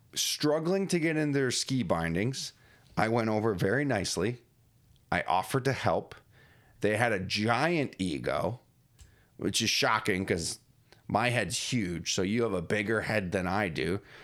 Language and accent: English; Springville, New York, United States; my hometown, beautiful Springville, New York.